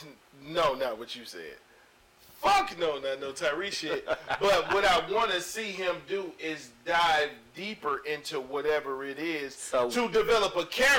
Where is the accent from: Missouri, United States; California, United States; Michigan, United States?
Missouri, United States; St. Louis; I'm from St. Louis